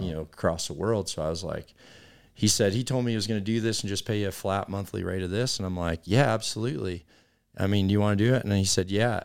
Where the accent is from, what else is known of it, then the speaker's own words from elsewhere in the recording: United States; here as a American community